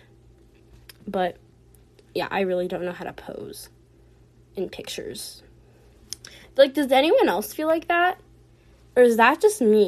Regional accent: United States; I'm from America, and I've lived in America my whole life

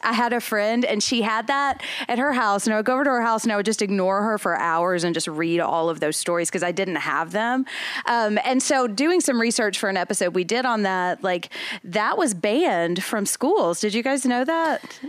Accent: Nashville, Tennessee, United States; I'm from Nashville

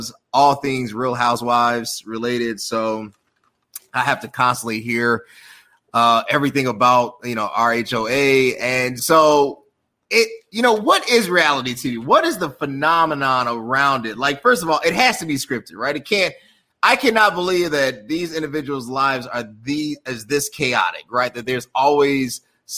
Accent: Chicago, Illinois, United States; I'm from Chicago. I'm a brother from Chicago.

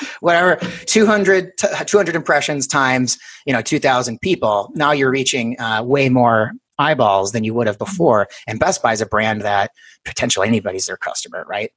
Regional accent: Minnesota, United States; we're both from Minnesota

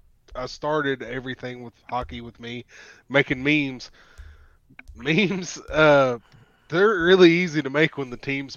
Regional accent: the South, United States; We're all from the South

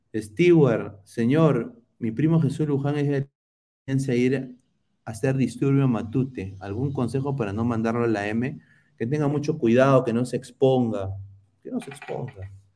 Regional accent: Lima, Peru; como limeño de pura cepa

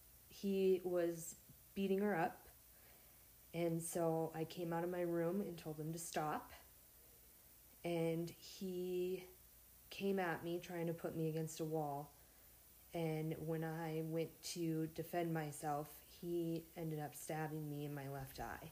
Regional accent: Montana, United States; I'm from Montana, born and raised.

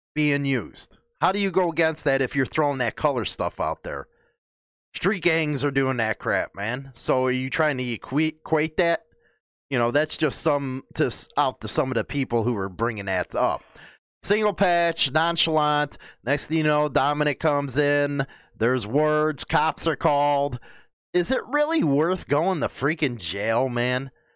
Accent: United States; as an American

